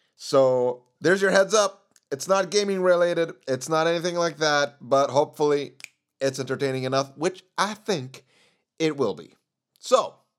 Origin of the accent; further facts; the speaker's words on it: Sweden; Sweden is my home country. But my parents are from Chile, meaning I have some background from that country.